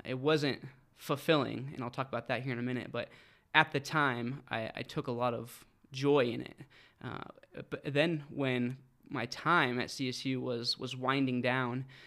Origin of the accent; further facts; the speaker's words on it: Fort Collins, Colorado, United States; also born or lived in Denver; grew up right here in Fort Collins, Loveland area.